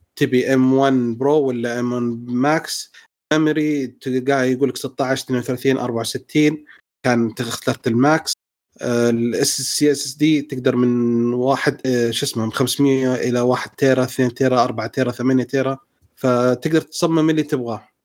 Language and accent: Arabic; Saudi Arabia; عندنا في السعودية